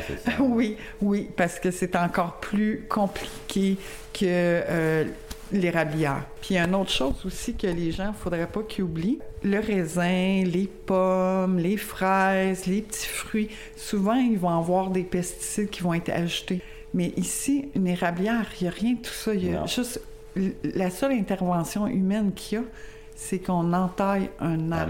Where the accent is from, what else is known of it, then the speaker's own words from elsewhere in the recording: Longueuil, Quebec, Canada; now in Lac-Mégantic area, Canada; je viens pas d'ici. Euh, je viens de la région de Longueuil